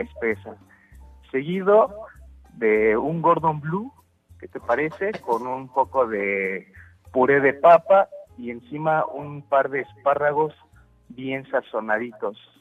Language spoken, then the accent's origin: Spanish; Mexico; somos mexicanos